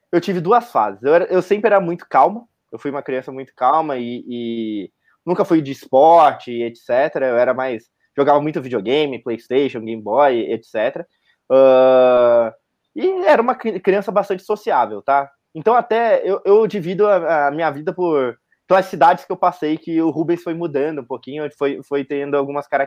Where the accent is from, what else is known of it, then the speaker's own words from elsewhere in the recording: Engenheiro Paulo de Frontin, Rio de Janeiro, Brazil; born there; Eu nasci, na verdade, não foi em São Paulo, foi aqui perto, foi no Rio de Janeiro, bem no interior do Rio de Janeiro, uma cidade chamada Engenheiro Paulo de Frontin.